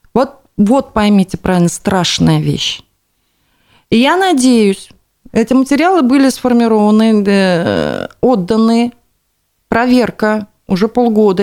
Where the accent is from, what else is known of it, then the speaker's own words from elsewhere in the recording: Bashkortostan, Russia; нашей республики